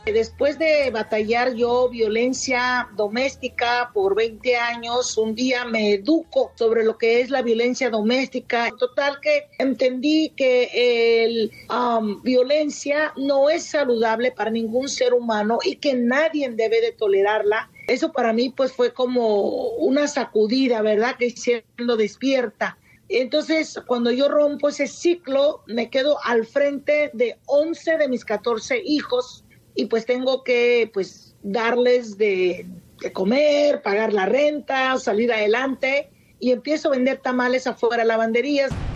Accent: Mexico; now in Phoenix, United States; soy orgullosamente mexicana

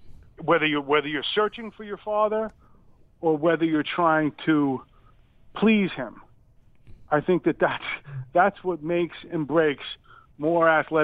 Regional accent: New York, United States; moved away; I grew up in New York

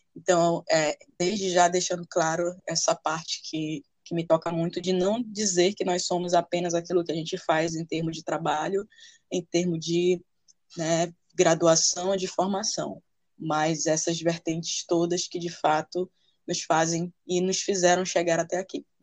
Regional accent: Santana, Amapá, Brazil; sou nascida no Amapá, na cidade de Santana, santanense, segunda maior cidade do estado.

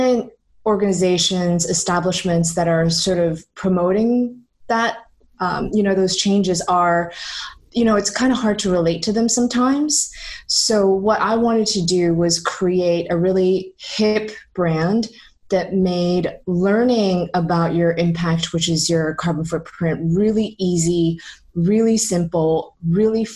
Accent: Toronto, Ontario, Canada; moved away as an adult; also born or lived in San Francisco; now in London, United Kingdom; I was born and raised in Toronto.

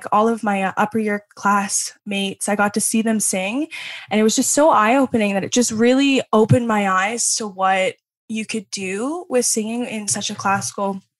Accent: Penetanguishene, Ontario, Canada; I grew up in the Penetang area, which is really close to Midland

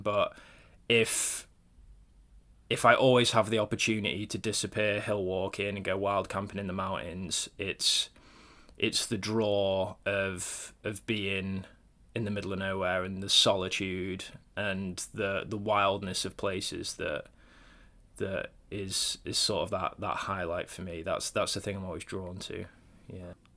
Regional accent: Cornwall, South West England, United Kingdom; I grew up in Cornwall actually, um, down on the on the south coast, right down near Land's End

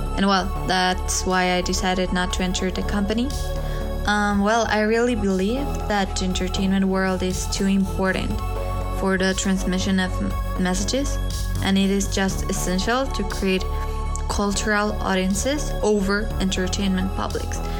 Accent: Mexico City, Mexico; now in Querétaro, Mexico; I was born in Mexico City and I'm 20 years old.

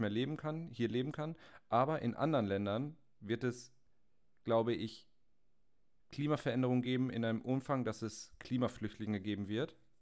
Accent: Germany; als Deutsche

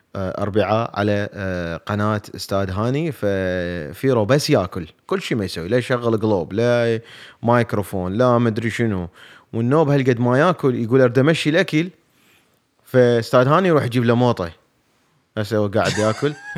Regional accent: Iraq; اني عراقي

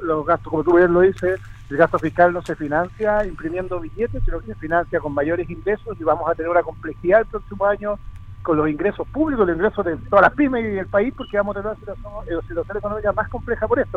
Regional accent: Chile; seamos los chilenos

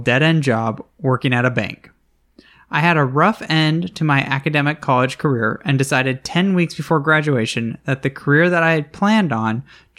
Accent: Northeast, United States; We start talking, find out we're both originally from the Northeast.

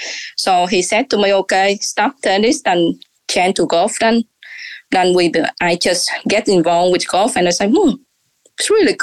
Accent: Osaka, Japan; English is a second language; We're from Osaka.

